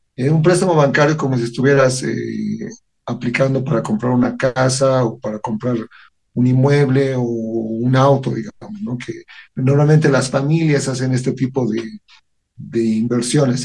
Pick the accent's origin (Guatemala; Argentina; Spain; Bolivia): Bolivia